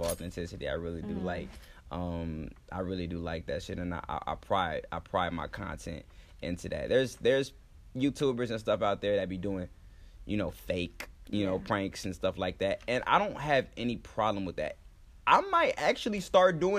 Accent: Florida, United States; moved away as an adult; now in Los Angeles, United States; I'm from here, but I was raised in Florida, but I'm from here

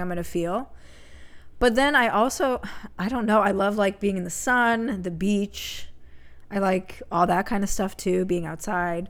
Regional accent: Connecticut, United States; moved away; I grew up in Connecticut

